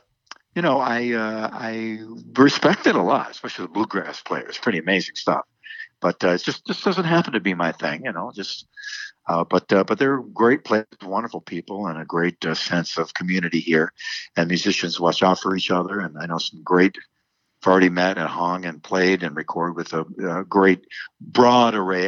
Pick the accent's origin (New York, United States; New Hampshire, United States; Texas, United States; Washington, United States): New York, United States; Buffalo; moved away; also born or lived in Los Angeles, California; I grew up in Buffalo, New York, so we know about winter.